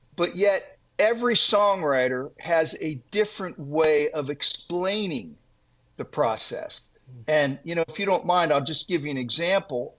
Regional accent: Worthington, Ohio, United States; I was raised here, and uh, in fact, I'm getting ready to write a book about uh, growing up here in the same town that I now live

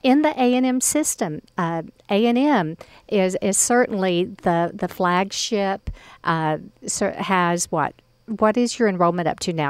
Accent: Mount Pleasant, Texas, United States; my hometown of Mount Pleasant

